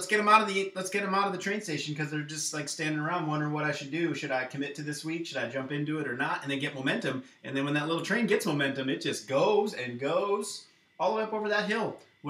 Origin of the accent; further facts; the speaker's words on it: Iowa, United States; I swear we're from Iowa.